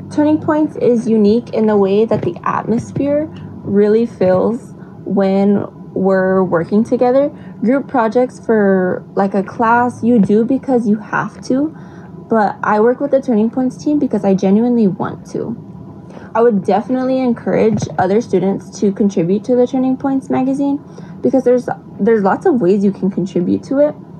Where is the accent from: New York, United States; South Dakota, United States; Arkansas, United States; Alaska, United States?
South Dakota, United States; Pine Ridge Indian Reservation; I am from the Pine Ridge Indian Reservation in South Dakota